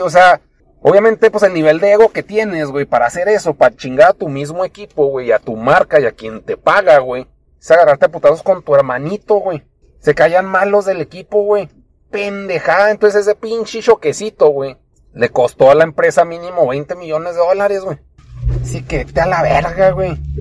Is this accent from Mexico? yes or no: yes; Chihuahua, Mexico; aquí vivo